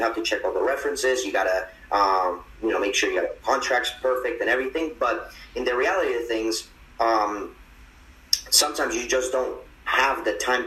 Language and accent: English; Medellín, Antioquia, Colombia; moved away; I'm from Medellin, Colombia